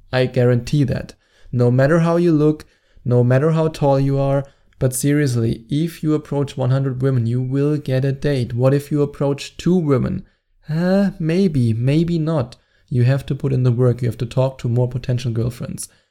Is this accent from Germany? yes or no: yes; Germany; accent: German; English is a second language; my annoying German accent